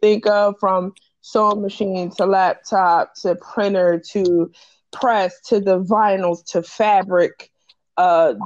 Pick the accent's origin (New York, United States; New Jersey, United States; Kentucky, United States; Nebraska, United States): New Jersey, United States; Camden; when I was growing up, I was in a very weird space because I'm from Camden